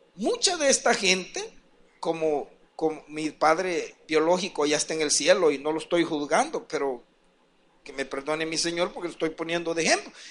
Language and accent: Spanish; San Marcos, San Salvador, El Salvador; also born or lived in Ciudad Delgado; Un poquito más en San Marcos, pero yo nací en Ciudad del Delgado. Dicen que de ocho días me trajeron para acá